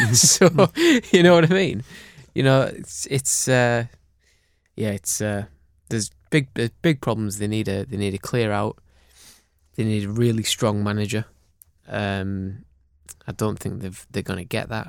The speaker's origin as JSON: {"language": "English", "area": "Cumbria", "region": "North West England", "country": "United Kingdom", "tie": "born or raised there", "moved": "yes", "said": "I grew up in Cumbria"}